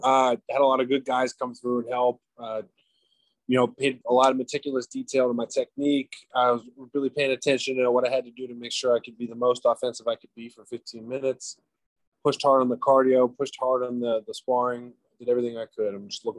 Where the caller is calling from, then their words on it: Florida, United States; I am in sunny South Florida at my house, my back porch, my hammock.